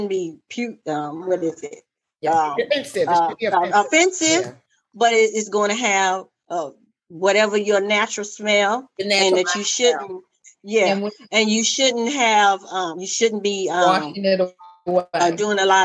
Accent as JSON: {"language": "English", "region": "the South", "country": "United States", "said": "I'm from the South"}